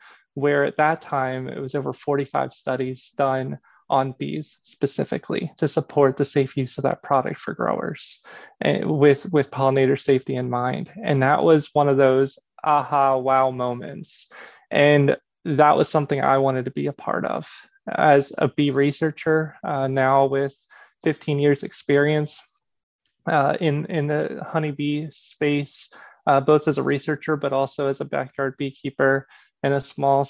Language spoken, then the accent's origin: English; Pennsylvania, United States; I grew up in Pennsylvania.